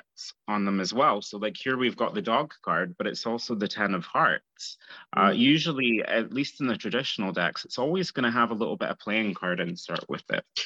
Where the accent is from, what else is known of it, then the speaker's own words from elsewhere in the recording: Scotland, United Kingdom; I murder the word because I'm Scottish